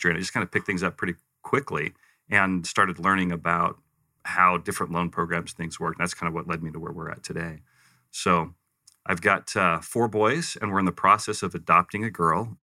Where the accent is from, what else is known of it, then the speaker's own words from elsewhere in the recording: Western US, United States; also born or lived in Provo; I, I, refer to myself as a Western mutt because I kind of grew up all over the West. I was born uh, Provo